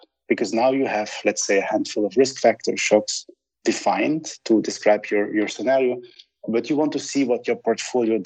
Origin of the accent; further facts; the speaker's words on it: Sint-Truiden, Flanders, Belgium; now in Budapest, Hungary; my hometown, Sint-Truiden